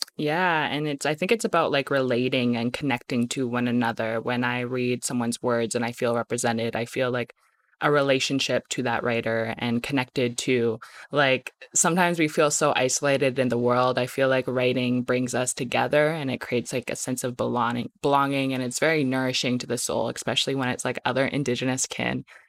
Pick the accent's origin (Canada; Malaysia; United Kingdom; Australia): Canada; Medicine Hat, Alberta; I grew up in Medicine Hat, like, I'm from Muscatine, but I grew up in Medicine Hat